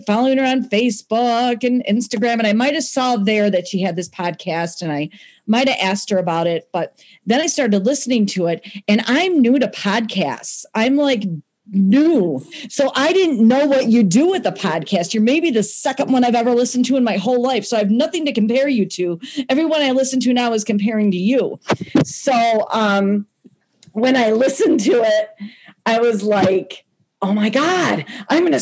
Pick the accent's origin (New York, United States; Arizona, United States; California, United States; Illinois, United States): Illinois, United States; Gurnee; I'm from Gurnee, Illinois